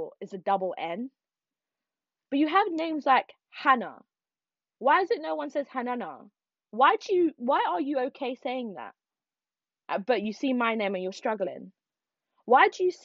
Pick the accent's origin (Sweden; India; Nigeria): Nigeria; I'm Nigerian. I'm Igbo.